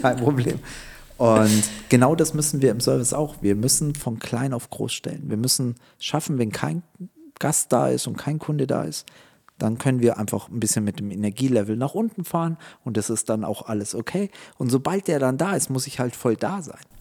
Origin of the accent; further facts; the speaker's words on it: Munich, Bavaria, Germany; ich bin in München aufgewachsen